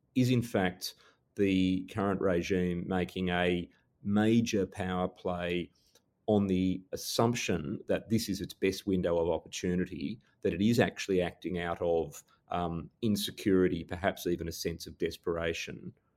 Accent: Australia; as an Australian

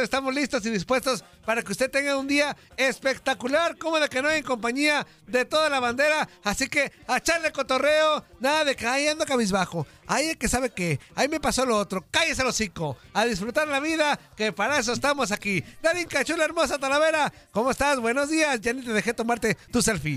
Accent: Mexico; nosotros como mexicanos

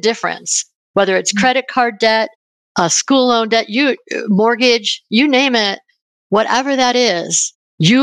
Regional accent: Buffalo, New York, United States; now in Denver, United States; I live in Denver, Colorado, but in the US, but I grew up in Buffalo, New York

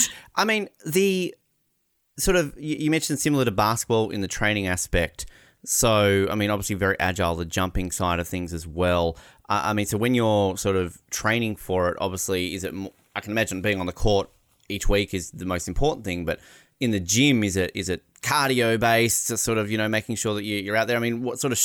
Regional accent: Australia; also born or lived in Canada; as an Australian

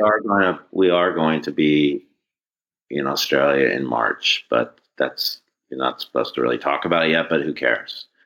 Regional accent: Northern California, United States; growing up in Northern California

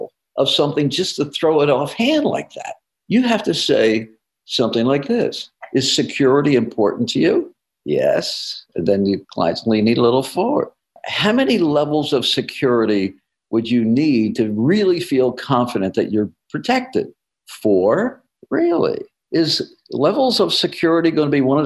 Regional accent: New Jersey, United States; moved away; I'm from New Jersey originally

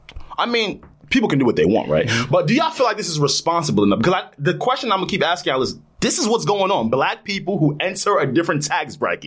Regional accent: East Coast, United States; I am from the East Coast.

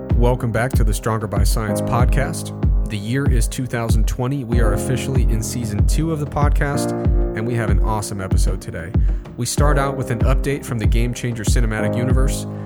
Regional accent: Midwest, United States; I grew up in the Midwest, simple kid.

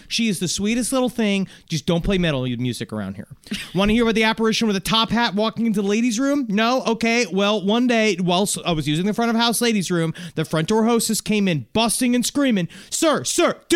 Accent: Chicago, Illinois, United States; But I'm from Chicago. I'm from Chicagoland and now working at this fine establishment.

